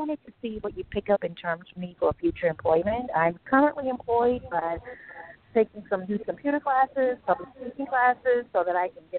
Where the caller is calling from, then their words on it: New York City, New York, United States; I'm calling from New York City.